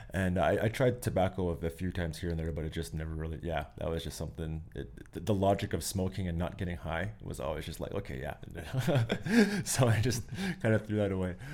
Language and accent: English; Pincher Creek, Alberta, Canada; now in Calgary, Canada; I grew up very lucky with, uh, growing up in Pincher Creek out there